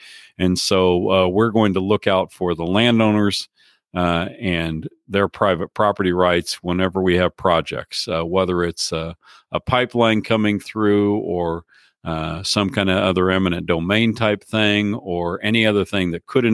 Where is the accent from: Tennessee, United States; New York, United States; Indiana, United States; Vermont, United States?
Indiana, United States; moved away as an adult; now in North Dakota, United States; I grew up in Indiana, where my dad was an extension agent